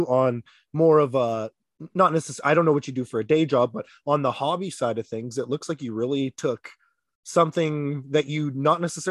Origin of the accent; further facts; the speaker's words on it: Ontario, Canada; moved away as an adult; I'm originally from Ontario